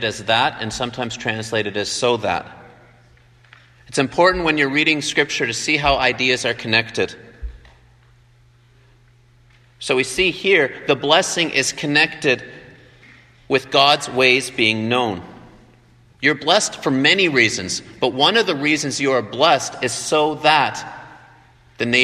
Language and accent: English; Canada; moved away as an adult; also born or lived in Vancouver, Washington; now in Taiwan; I'm from Canada originally, and I grew up to German parents